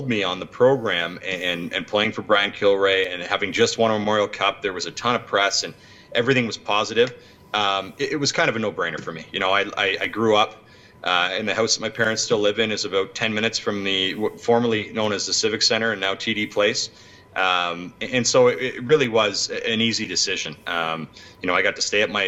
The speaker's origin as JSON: {"language": "English", "town": "Ottawa", "region": "Ontario", "country": "Canada", "tie": "born or raised there", "also_born_or_lived": "Toronto", "said": "Playing for the Ottawa Senators in my hometown was special."}